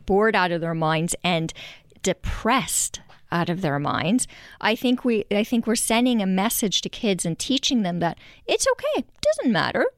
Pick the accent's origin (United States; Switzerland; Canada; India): Canada; Montreal, Quebec; moved away as an adult; now in Vancouver, Canada; growing up in Montreal